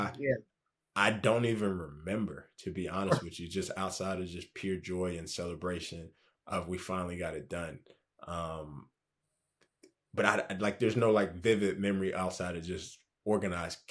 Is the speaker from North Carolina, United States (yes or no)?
yes; Charlotte, North Carolina, United States; also born or lived in Liberia; I was born in Charlotte